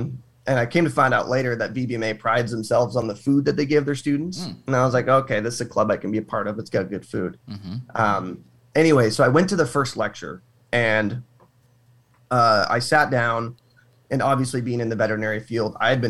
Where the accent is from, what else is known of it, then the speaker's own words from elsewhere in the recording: Arizona, United States; I'm from Arizona, born and raised in the heat